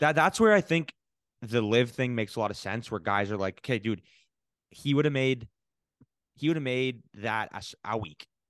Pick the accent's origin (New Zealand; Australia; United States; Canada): Canada; as a Canadian